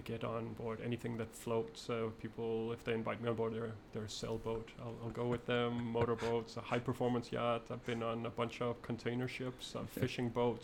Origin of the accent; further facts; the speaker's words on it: Denmark; moved away as an adult; I'm from Denmark, yes. Which is a tiny country in the northern part of Europe.